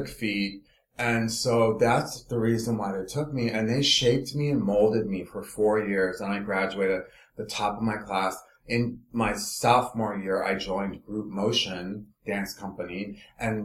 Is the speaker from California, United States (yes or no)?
yes; Los Angeles, California, United States; moved away; also born or lived in Philadelphia / New York; I'm from Los Angeles